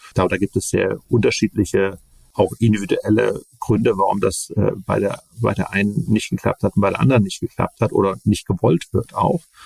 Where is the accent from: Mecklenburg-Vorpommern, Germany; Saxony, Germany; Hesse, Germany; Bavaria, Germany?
Saxony, Germany; Leipzig; Bin ja aufgewachsen in Leipzig